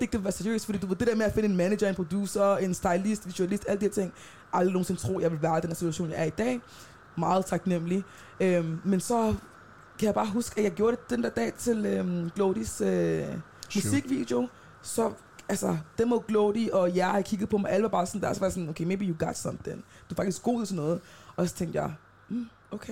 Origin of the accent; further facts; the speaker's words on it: Denmark; jeg er født i Danmark, så jeg har det røde pas